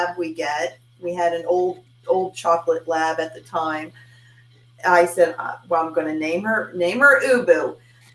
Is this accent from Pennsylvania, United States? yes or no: yes; Pennsburg, Pennsylvania, United States; now in LaPorte, United States; My hometown's about an hour outside Philadelphia